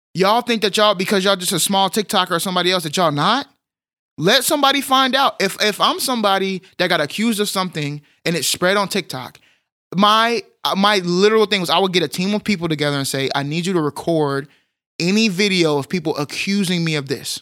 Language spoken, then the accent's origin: English; Texas, United States; as a Texan